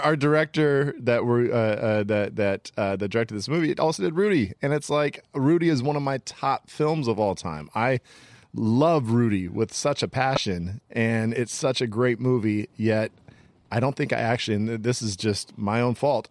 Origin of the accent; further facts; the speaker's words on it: Houston, United States; We we grew up in a town called Houston